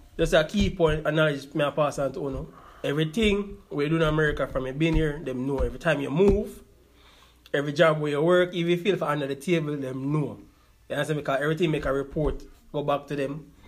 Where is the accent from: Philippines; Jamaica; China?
Jamaica; now in United States; we are Jamaican